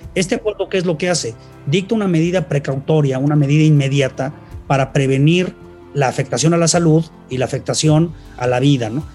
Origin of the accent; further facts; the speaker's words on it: Mexico; en mi país